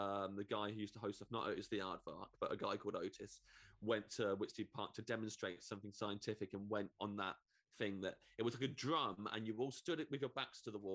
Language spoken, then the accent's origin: English; Kettering, East Midlands, United Kingdom; We grew up in a place that I think is more fun than it thinks it is. But definitely the kind of motto is that it's a dump and it's not good and Kettering's not good